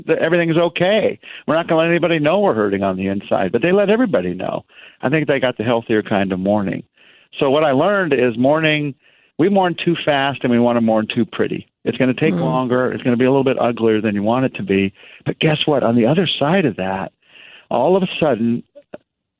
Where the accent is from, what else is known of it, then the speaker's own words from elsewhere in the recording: United States; I'm American and I'm a man